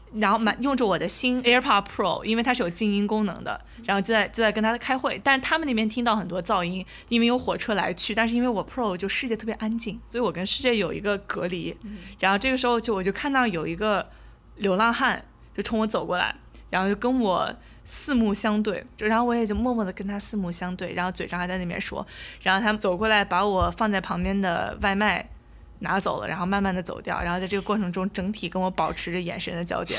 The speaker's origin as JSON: {"language": "Chinese", "region": "Shanxi", "country": "China", "said": "我和阿花都是山西人"}